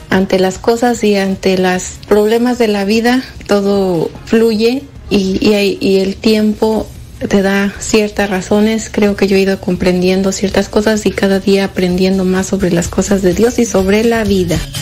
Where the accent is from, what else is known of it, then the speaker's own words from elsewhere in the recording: Jalisco, Mexico; now in Detroit, United States; yo lo escucho en Detroit, Michigan. Soy de Jalisco